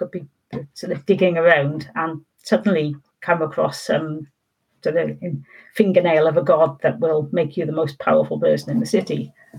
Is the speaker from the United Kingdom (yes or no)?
yes; Wales, United Kingdom; I wasn't thinking about myself being Welsh at all in those books, to be honest.